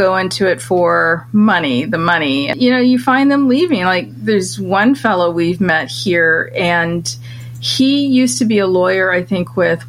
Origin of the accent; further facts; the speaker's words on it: Michigan, United States; moved away as an adult; also born or lived in London; my home state of Michigan, where I grew up as a kid